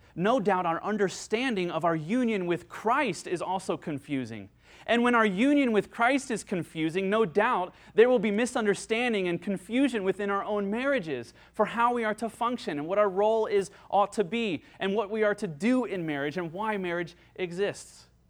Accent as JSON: {"language": "English", "country": "United States", "said": "I'm an American."}